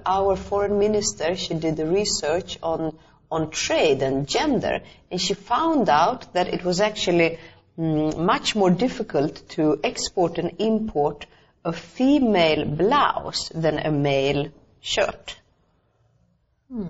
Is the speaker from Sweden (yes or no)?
yes; Stockholm, Stockholm County, Sweden; moved away as an adult; now in Albania; I was growing up in Stockholm, in Sweden, in the 70s